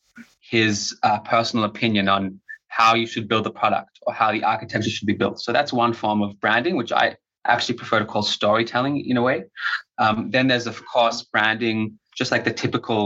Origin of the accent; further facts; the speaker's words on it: Australia; first language English; now in Israel; I'm originally from Australia.